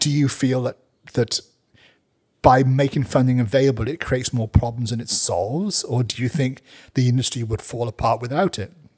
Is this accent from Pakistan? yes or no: no; Wales, United Kingdom; now in New Zealand; I am a Welshman, you know, rugby is in my blood